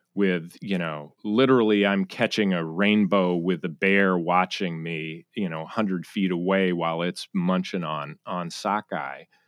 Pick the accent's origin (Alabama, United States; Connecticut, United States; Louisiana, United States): Connecticut, United States; moved away as an adult; also born or lived in Charleston, South Carolina / New York City / San Francisco; now in Seattle, United States; born in Sa-, South Carolina, Charleston, but I grew up in Connecticut, uh, commuter town to New York City.